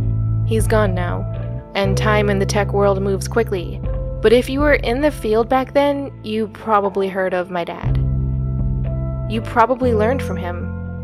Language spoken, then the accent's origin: English; New York, United States; born there; I was born in New York. Upstate New York, I should clarify.